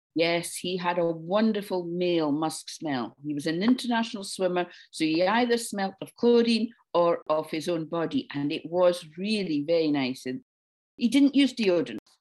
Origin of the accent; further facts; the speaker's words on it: Dundee, Scotland, United Kingdom; I grew up in Dundee on the east coast of Scotland.